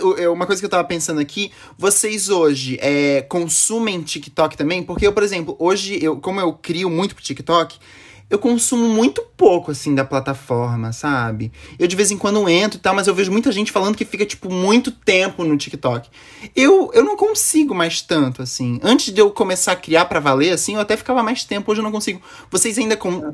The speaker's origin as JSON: {"language": "Portuguese", "town": "Florianópolis", "region": "Santa Catarina", "country": "Brazil", "said": "Eu sou de Floripa, Santa Catarina."}